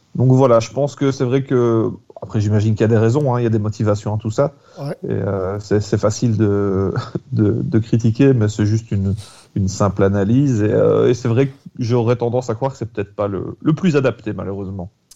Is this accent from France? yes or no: no; Belgium; en tant que Belge